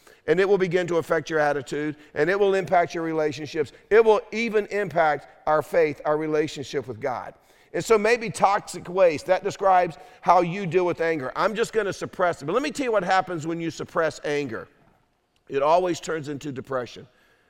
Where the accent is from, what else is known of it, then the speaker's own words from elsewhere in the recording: Durham, North Carolina, United States; Or I'm a redneck from Durham, so I'm like, I am so angry right now.